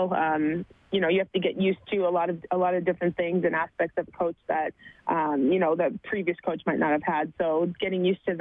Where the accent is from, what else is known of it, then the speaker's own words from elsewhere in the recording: Sudbury, Ontario, Canada; moved away; I grew up in Sudbury, Ontario